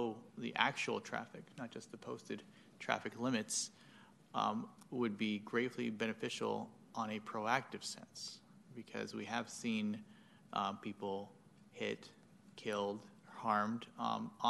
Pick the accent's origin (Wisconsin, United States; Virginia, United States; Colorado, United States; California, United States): California, United States; Sacramento; I've been in Sacramento my entire life, and I grew up in Meadowview